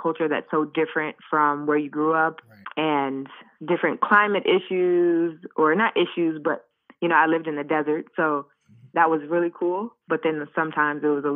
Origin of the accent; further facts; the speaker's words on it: Washington, District of Columbia, United States; also born or lived in Chicago, Illinois / Morocco / Ghana; I am from Washington, D.C. originally. I grew up both in D.C. and also Chicago